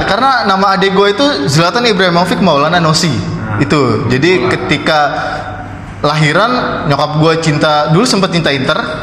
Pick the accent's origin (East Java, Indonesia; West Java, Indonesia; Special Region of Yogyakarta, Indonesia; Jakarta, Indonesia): Jakarta, Indonesia; gue udah gede di Jakarta